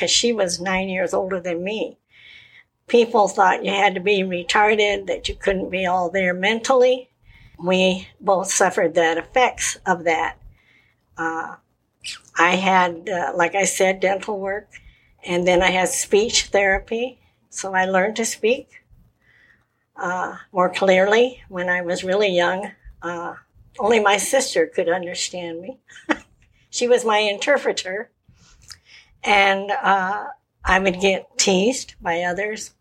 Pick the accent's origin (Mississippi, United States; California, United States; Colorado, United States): Colorado, United States; Colorado Springs; I was born in Colorado Springs, Colorado, 1944. It had a lot of military, the Army, the Air Force, and the Navy, even though it was a small town. And I grew up there